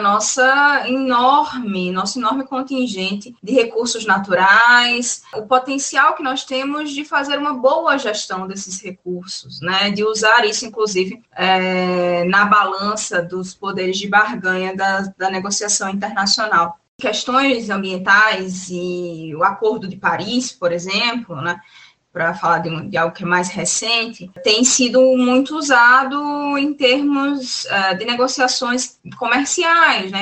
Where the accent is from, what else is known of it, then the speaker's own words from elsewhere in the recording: Northeast Region, Brazil; como nordestina internacionalista